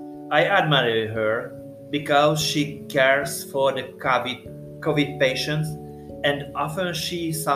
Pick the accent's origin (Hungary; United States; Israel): Hungary; I'm a teacher and I come from Hungary.